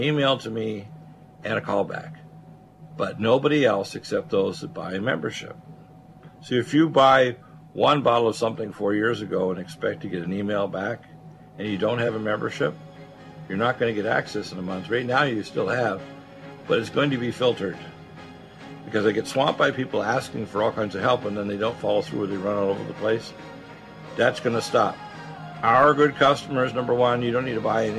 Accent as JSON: {"language": "English", "town": "Detroit", "region": "Michigan", "country": "United States", "tie": "born or raised there", "said": "I was born in Detroit. It was the center of the highest wages in the country back in 1952 when I was born"}